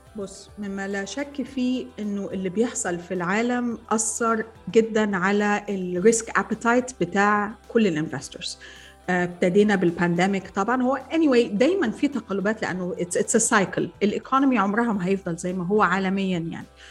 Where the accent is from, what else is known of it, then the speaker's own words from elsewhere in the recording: Egypt; انا مصريه